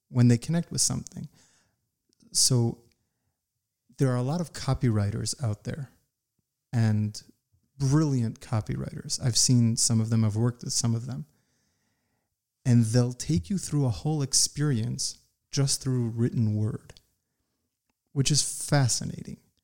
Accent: United States; I grew up in the United States

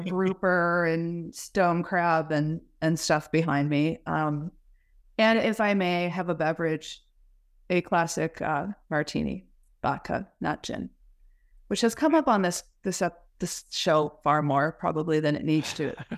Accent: Wisconsin, United States; I'm from Wisconsin, America's Dairy Land

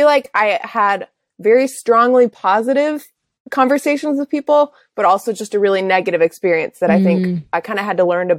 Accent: Czechia; I grew up overseas in Czech Republic as a missionary kid.

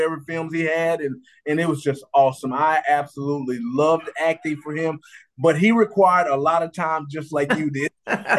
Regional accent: Roxboro, North Carolina, United States; I grew up in Roxboro, North Carolina

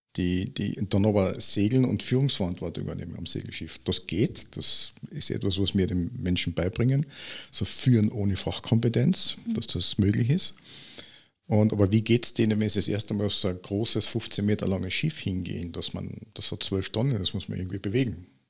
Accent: Villach, Carinthia, Austria

